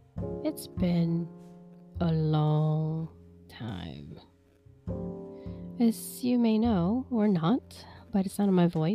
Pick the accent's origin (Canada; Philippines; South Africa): Philippines; now in United States; I am originally from the Philippines. Woohoo! Mabuhay, mga kababayan. Yeah, please don't come at me. My Tagalog is really, really bad. lost my accent long time ago when I first came here to the States.